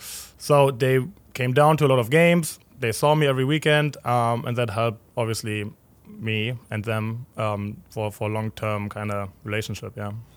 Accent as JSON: {"language": "English", "region": "Berlin", "country": "Germany", "tie": "born or raised there", "also_born_or_lived": "Cincinnati, United States / Louisville, United States", "moved": "as an adult", "lives_now": "St. Louis, United States", "said": "I grew up in Berlin, not really in the heart of Berlin, but West Berlin"}